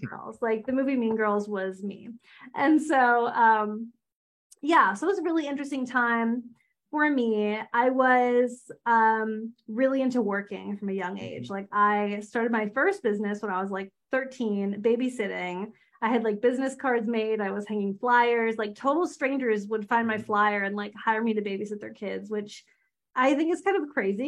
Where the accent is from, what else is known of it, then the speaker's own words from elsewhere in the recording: outside of Philadelphia, Pennsylvania, United States; now in Pittsburgh, United States; I grew up outside of Philly. Um, I live in Pittsburgh now, so I'm on the other side of Pennsylvania